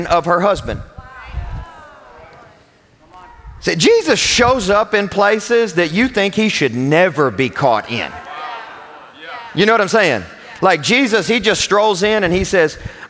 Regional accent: Kentucky, United States; I'm from Kentucky

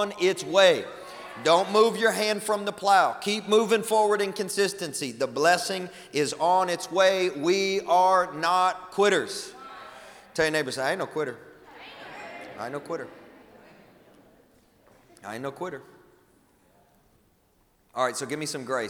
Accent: West Kentucky, United States; I grew up in West Kentucky.

